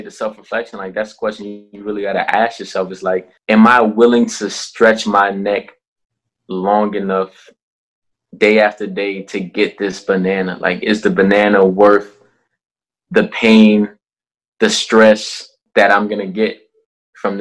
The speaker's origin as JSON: {"language": "English", "town": "Minneapolis", "region": "Minnesota", "country": "United States", "tie": "born or raised there", "also_born_or_lived": "Liberia / Silver Spring, Maryland / Saranac Lake, New York", "moved": "as an adult", "said": "I was born in Liberia, which is West Africa, and I moved to Silver Springs, Maryland when I was 2, and then that's like a year and a half later we moved to Minneapolis, and that's where I was raised."}